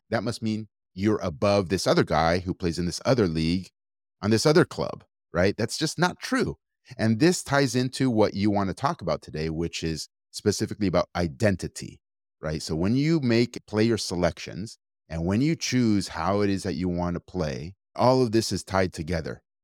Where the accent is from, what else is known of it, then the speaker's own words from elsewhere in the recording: Argentina; now in United States; I come from Argentina